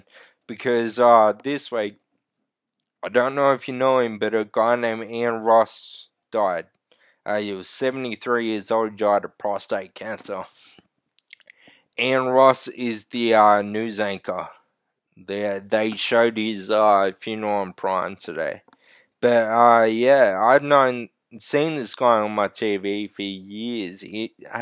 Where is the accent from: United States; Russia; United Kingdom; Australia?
Australia; We're fucking Australian